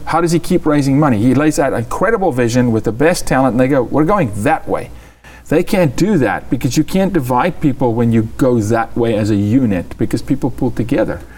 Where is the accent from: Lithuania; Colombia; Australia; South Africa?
South Africa; I'm a South African